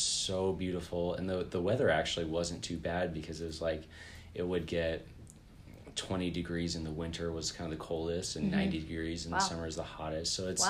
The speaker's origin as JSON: {"language": "English", "town": "St. George", "region": "Utah", "country": "United States", "tie": "born or raised there", "also_born_or_lived": "Wyoming / Los Angeles", "said": "I actually grew up all over the West. So I was born in Wyoming. Lived in the LA area till I was 5 or so, then moved to a town in southern Utah called St. George."}